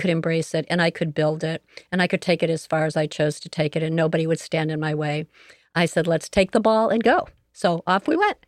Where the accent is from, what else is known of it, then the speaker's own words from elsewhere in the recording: Joliet, Illinois, United States; I am a native of Joliet, Illinois, so I grew up here in Joliet